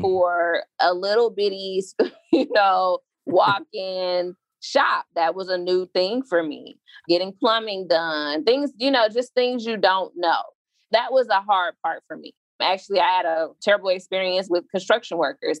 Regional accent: Chicago, Illinois, United States; I crossed between this neighborhood and 79th and Sangamon same block as Leo High School

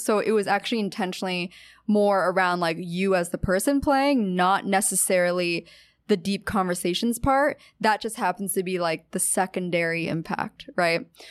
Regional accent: Pennsylvania, United States; moved away as an adult; also born or lived in Orange County, California / Los Angeles, California; now in New York, United States; I'm from Pennsylvania, the East Coast

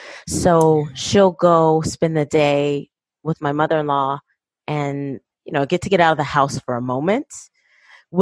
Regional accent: Fresno, California, United States; I actually am married to my high school sweetheart. We are from Fresno, and we met the first day of high school

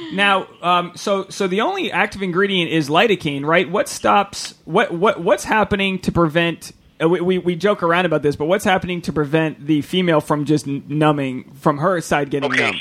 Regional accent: Rhode Island, United States; I'm from Rhode Island, which is like Puritan capital of the world

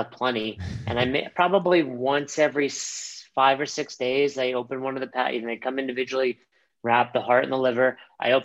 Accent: New York, United States; moved away as an adult; also born or lived in Florida; now in Colorado, United States; growing up in New York, a Jewish grandma

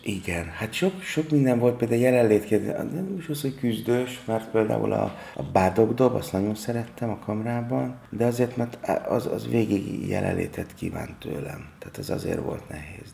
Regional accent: Budapest, Hungary; Én a Práter utcában nőttem föl, és az a 8. kerülethez tartozik, tehát van, ott nőttem föl, és a Vas utcába születtem.

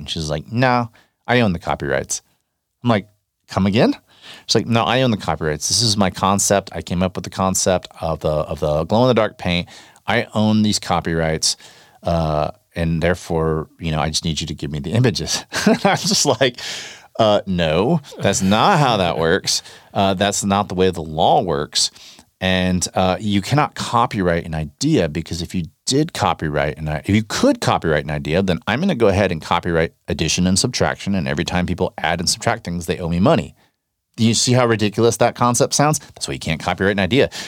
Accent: North Texas, United States; I grew up in North Texas

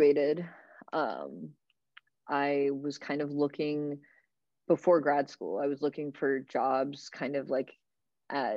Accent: Florida, United States; moved away as an adult; also born or lived in Chile / Japan; now in New York, United States; I am an immigrant, so like it's always been kind of part of me as being an immigrant, like growing up in Florida.

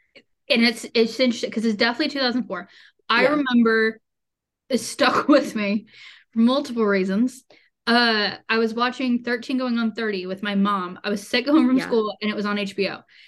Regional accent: West Virginia, United States; I'm from West Virginia

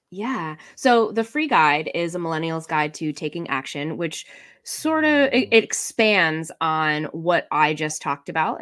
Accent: Boston, Massachusetts, United States; I'm from Boston

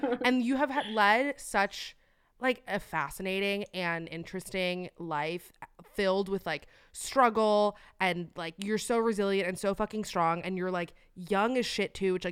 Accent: Miami, Florida, United States; moved away as an adult; now in Los Angeles, United States; I'm from Miami

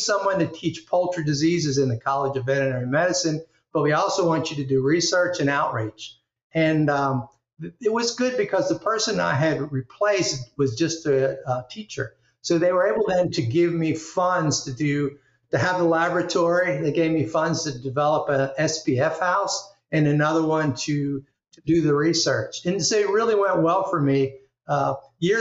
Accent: Philadelphia, Pennsylvania, United States; moved away as an adult; also born or lived in Delaware; now in Alabama, United States; I grew up the outskirts of Philadelphia

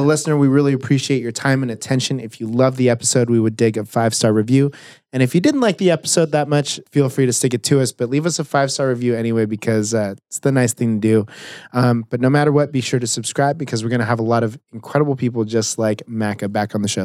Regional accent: South Orange County, California, United States; I grew up in South Orange County

